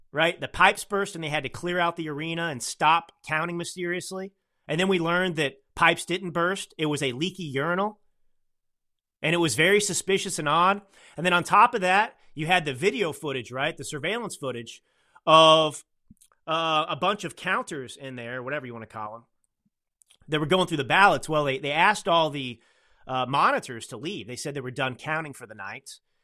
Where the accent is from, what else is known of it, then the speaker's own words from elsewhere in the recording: Texas, United States; now in Northern California, United States; I'm a Texan